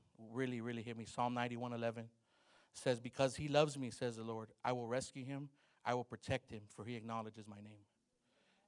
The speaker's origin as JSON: {"language": "English", "town": "Los Angeles", "region": "California", "country": "United States", "tie": "born or raised there", "said": "I grew up in Los Angeles, California"}